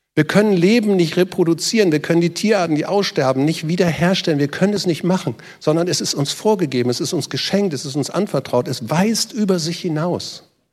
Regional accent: Northern Germany, Germany; Ich bin in Norddeutschland aufgewachsen, wir sind Schlitten gefahren von den Deichen.

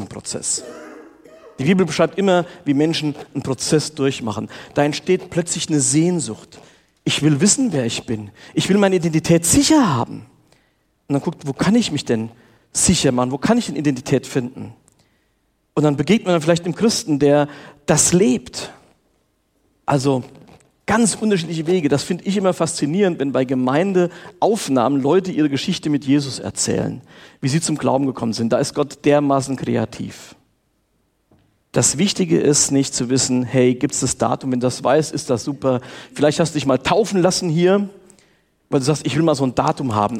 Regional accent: Steinperf, Hesse, Germany; ich bin in der FEG Steinperf aufgewachsen

